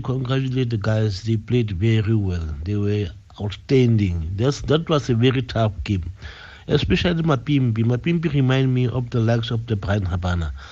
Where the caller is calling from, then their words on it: Free State, South Africa; I'm calling from Ordinary States in Free State.